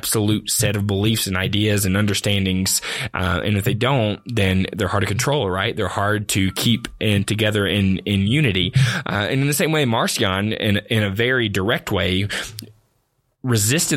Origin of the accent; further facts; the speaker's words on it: the South, United States; growing up in the South, which is typically considered culturally Christian